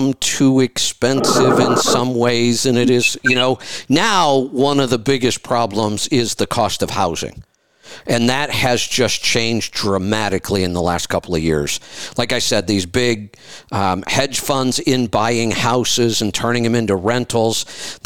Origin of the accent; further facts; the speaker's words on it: Ohio, United States; I grew up in Ohio